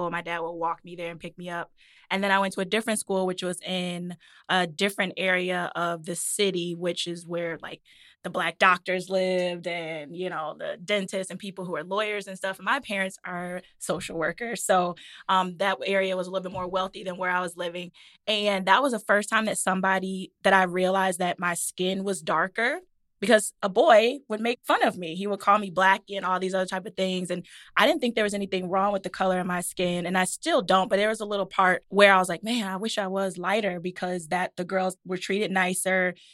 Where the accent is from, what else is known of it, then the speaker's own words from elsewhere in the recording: Detroit, Michigan, United States; I grew up in Detroit and all my neighbors were black.